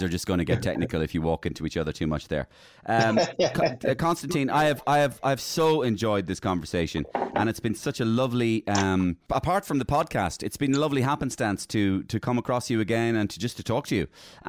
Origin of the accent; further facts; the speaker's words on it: Ireland; as an Irish person